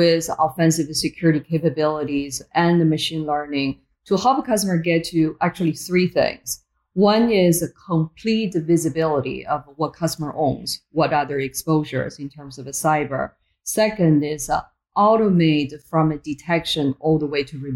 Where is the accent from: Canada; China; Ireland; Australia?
China; Beijing; moved away as an adult; also born or lived in Boston, United States; now in United States; I was born in Beijing, China, very, very different country back then compared to where it is now.